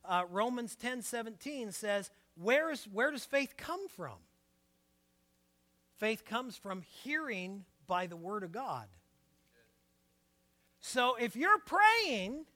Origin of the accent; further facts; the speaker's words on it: Portland, United States; I was born and raised in Portland